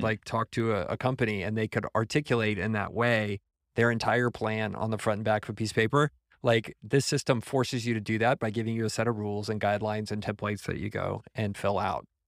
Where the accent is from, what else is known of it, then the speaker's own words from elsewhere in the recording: San Antonio, Texas, United States; moved away as an adult; also born or lived in San Francisco Bay Area; I was from San Antonio